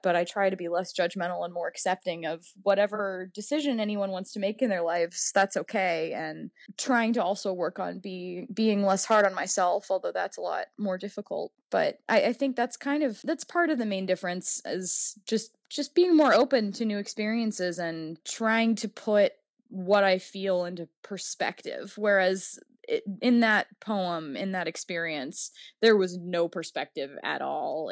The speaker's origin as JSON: {"language": "English", "town": "New Orleans", "region": "Louisiana", "country": "United States", "tie": "born or raised there", "also_born_or_lived": "Virginia", "moved": "yes", "said": "I grew up in the Deep South. New Orleans is very different than most of the rest of the Deep South"}